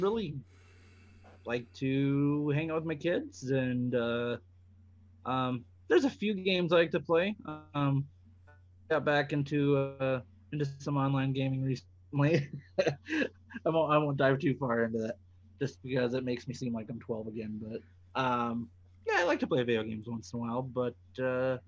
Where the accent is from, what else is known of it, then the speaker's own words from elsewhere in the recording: South Dakota, United States; born and raised in South Dakota.